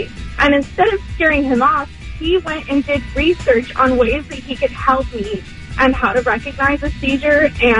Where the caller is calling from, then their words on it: Riverside, California, United States; I'm calling from Riverside.